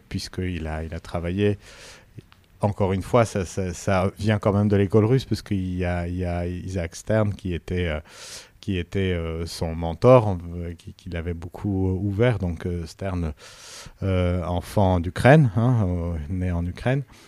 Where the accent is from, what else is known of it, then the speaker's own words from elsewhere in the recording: Yerevan, Armenia; moved away; also born or lived in Paris; la classe parallèle à la mienne, euh, à l'école euh, Tchaïkovski à, Yerevan